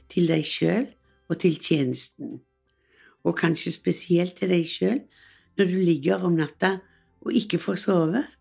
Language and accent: Norwegian; Western Norway, Norway; jeg er vestlending, og det var mange i familien som emigrerte til USA.